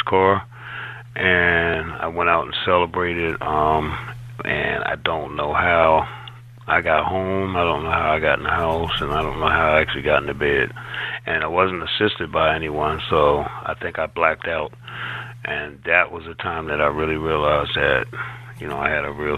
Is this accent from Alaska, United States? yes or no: no; Washington, District of Columbia, United States; now in Florida, United States; I was brought up in Washington, D.C.